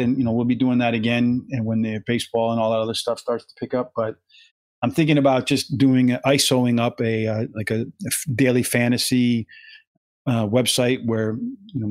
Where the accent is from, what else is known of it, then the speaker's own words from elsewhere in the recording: Pennsylvania, United States; moved away; I grew up in Pennsylvania, where I grew, there was mountain